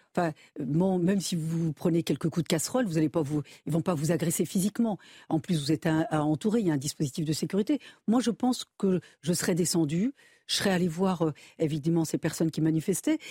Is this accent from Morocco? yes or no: no; Saint-Raphaël, Provence-Alpes-Côte d'Azur, France; je suis de Saint-Raphaël